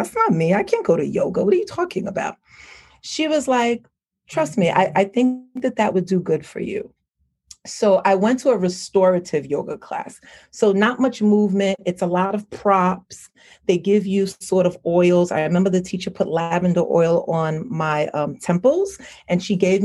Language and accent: English; New York, United States; I was raised here in New York, but I grew up with a Caribbean family. Both my mother and my father is Haitian descent